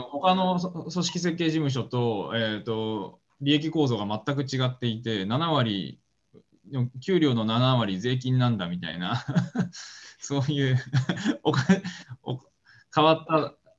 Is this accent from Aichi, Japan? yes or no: yes; Nagoya, Aichi, Japan; moved away as an adult; also born or lived in Tokyo / United States; 僕は名古屋生まれ、名古屋育ちで、まあ、大学まで名古屋。